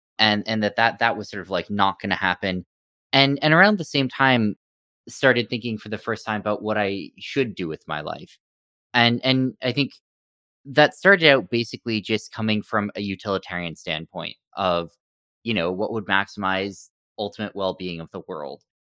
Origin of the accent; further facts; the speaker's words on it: Stanford, California, United States; So I grew up in Stanford, California, went to MIT after